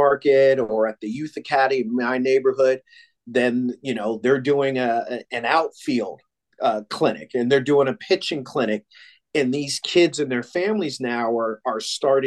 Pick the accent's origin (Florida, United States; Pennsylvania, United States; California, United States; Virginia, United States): Pennsylvania, United States; Williamsport; moved away; I'm born and raised in Williamsport, Pennsylvania, the home of Little League